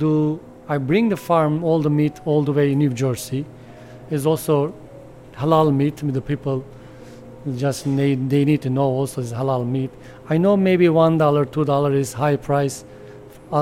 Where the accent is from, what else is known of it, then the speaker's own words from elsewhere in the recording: Adana, Turkey; English is a second language; moved away; I come from Adana. I born Adana all my life. My whole family from Adana.